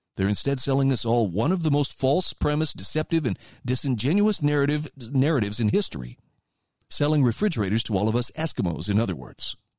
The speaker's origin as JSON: {"language": "English", "region": "Idaho", "country": "United States", "tie": "born or raised there", "said": "my home state of Idaho"}